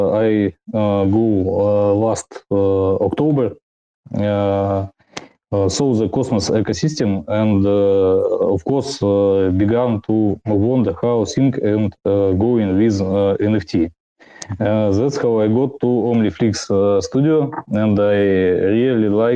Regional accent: Russia; I'm from Russia

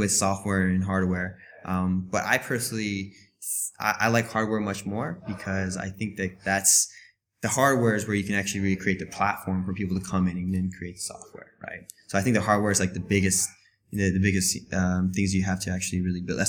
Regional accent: Florida, United States; moved away as an adult; now in China; I'm originally from Florida, and I've been here in China for 3 years now.

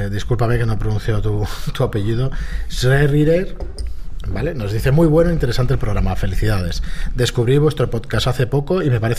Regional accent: Úbeda, Andalusia, Spain; soy de Úbeda.

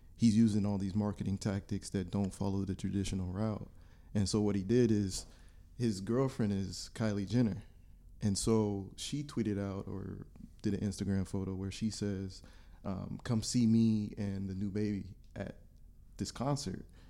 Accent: Warren, Ohio, United States; I'm from Warren, Ohio

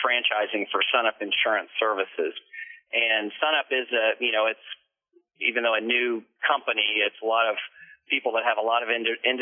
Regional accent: Houston, Texas, United States; also born or lived in Canyon Lake, Texas / Austin, Texas; My dad was a Houston cop and lived here from birth until 1982

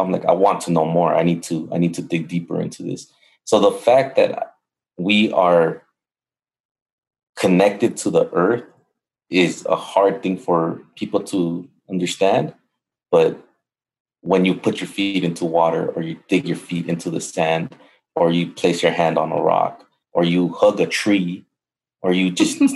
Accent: Los Angeles, California, United States; I come from Los Angeles, and I grew up right next to the LA River

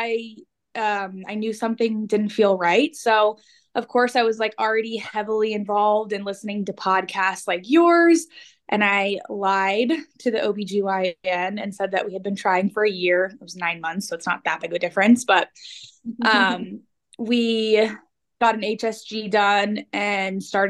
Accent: New Jersey, United States; moved away as an adult; now in Kansas, United States; I grew up in New Jersey

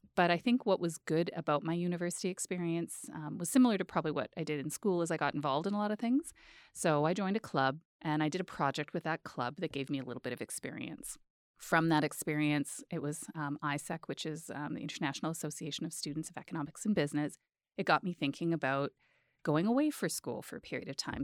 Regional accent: Edmonton, Alberta, Canada; born or raised there; moved away as an adult; also born or lived in Peace River / Calgary / Ottawa

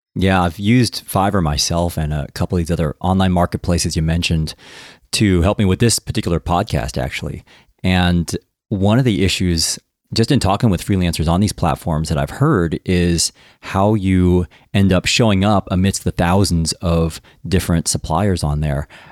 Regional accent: United States; moved away as an adult; now in United Kingdom; I'm American, as you know, and I now live in the U K

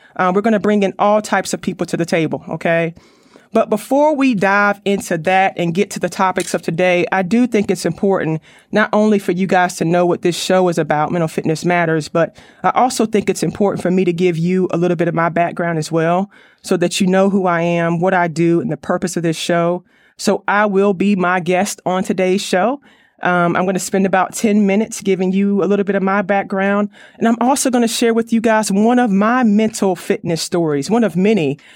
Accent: Raleigh, North Carolina, United States; I'm from the Raleigh, North Carolina area

